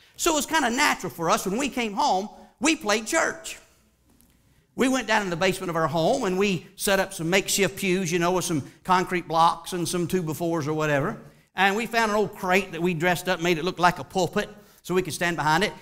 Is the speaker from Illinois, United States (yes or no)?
no; Charlotte, North Carolina, United States; I grew up in Charlotte, North Carolina